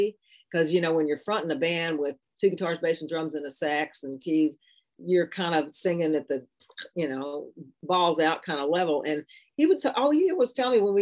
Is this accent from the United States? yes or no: yes; Austin, Texas, United States; moved away as an adult; also born or lived in Los Angeles; I'm from Austin